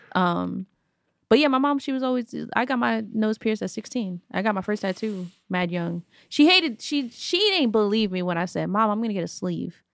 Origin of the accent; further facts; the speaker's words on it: New York, United States; growing up in New York